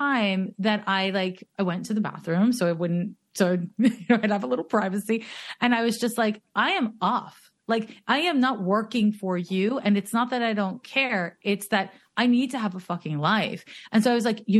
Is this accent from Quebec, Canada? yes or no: yes; Montreal, Quebec, Canada; now in Oakland, United States; I'm from Montreal